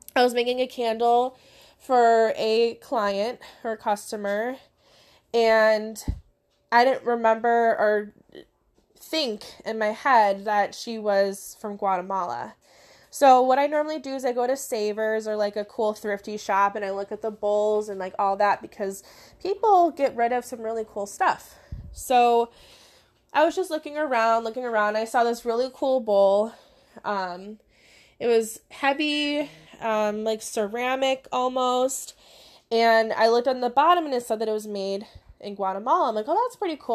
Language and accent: English; Crystal Lake, Illinois, United States; I'm from Illinois in the Crystal Lake area. That's where my in-person business is.